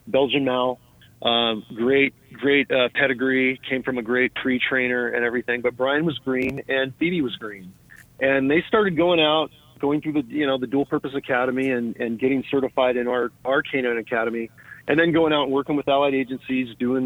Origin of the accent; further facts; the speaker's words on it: Morgan Hill, California, United States; where I grew up again in Morgan Hill